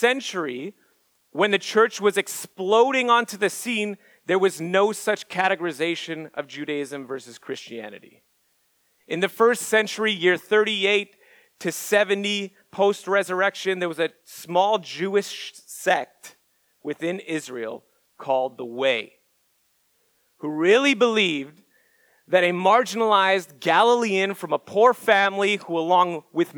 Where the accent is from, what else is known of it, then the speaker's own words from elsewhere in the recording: Montreal, Quebec, Canada; moved away as an adult; now in Orlando, United States; I'm from Montreal